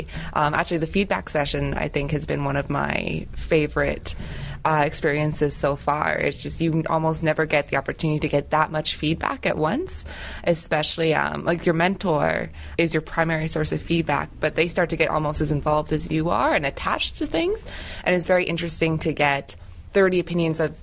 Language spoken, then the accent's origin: English; Ottawa, Ontario, Canada; moved away as an adult; now in Montreal, Canada; I'm from Ottawa. I went to Canterbury Arts High School with Allison, actually